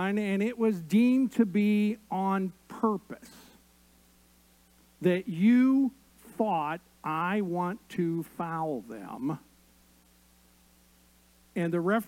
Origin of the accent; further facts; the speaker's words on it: Indiana, United States; I grew up in Indiana, and basketball was the first love